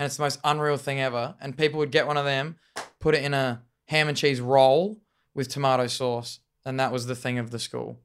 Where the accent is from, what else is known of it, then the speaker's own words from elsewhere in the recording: Murray Bridge, South Australia, Australia; moved away; a South Australian Murray Bridge where I'm from, my hometown